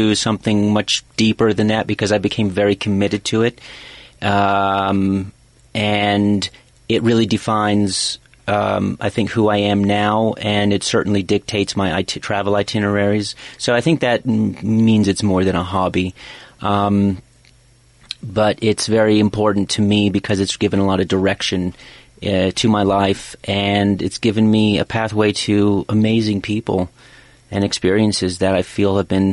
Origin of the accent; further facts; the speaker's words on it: D.C., District of Columbia, United States; moved away as an adult; also born or lived in United Kingdom / London, United Kingdom / Japan; I grew up near Washington, D.C.